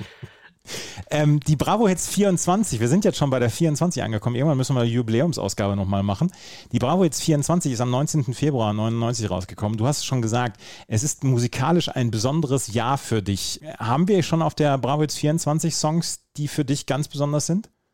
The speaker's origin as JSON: {"language": "German", "town": "Bad Oeynhausen", "region": "North Rhine-Westphalia", "country": "Germany", "said": "habe ich im Sonderpostenmarkt gearbeitet bei uns in Bad Oeynhausen"}